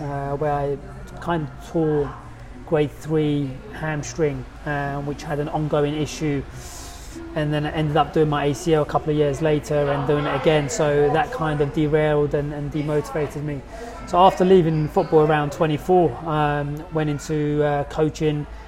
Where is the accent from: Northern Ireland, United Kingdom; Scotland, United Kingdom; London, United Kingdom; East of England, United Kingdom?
London, United Kingdom; I grew up in Camden in the inner city.